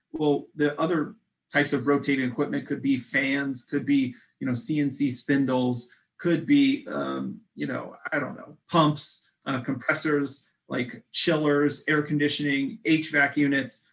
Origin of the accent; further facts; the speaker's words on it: Midwest, United States; We're, we're both from the Midwest